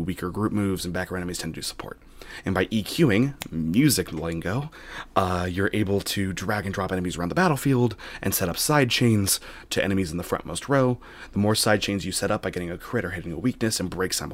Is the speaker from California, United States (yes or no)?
yes; Sacramento, California, United States; I'm from Sacramento